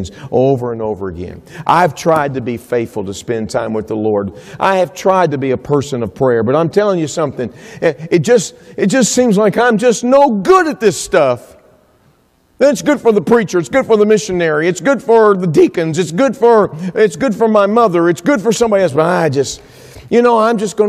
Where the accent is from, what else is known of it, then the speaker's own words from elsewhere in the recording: Texas, United States; I'm from Texas